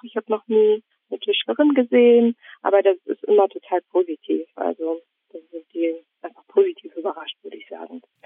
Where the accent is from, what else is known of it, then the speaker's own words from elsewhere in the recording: Neuss, North Rhine-Westphalia, Germany; moved away as an adult; also born or lived in Münster; now in Mülheim an der Ruhr, Germany; Ich komme aus Neuss und habe dann in Münster studiert und bin von Münster dann aus nach Mülheim gezogen.